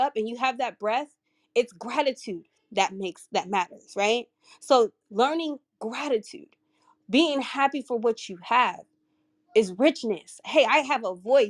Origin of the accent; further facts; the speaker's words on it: California, United States; moved away as an adult; now in Baltimore, United States; I'm originally from California, but I moved to Baltimore, Maryland, where I only know a handful of people